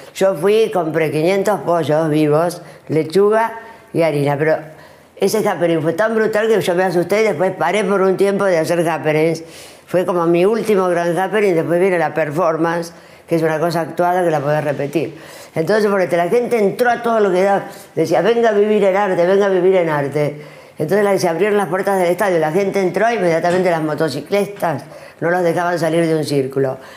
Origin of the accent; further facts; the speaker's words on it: Argentina; also born or lived in New York / Paris; soy argentina